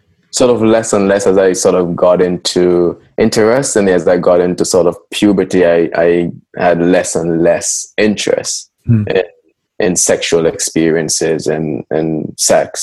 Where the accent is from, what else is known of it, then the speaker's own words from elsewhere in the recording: Jamaica; growing up in Jamaica, I was encouraged to start very early